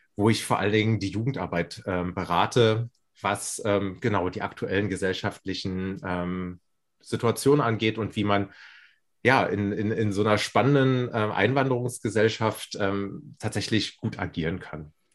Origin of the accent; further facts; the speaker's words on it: Berlin, Germany; moved away as an adult; now in Würzburg, Germany; ich fühle mich als Berliner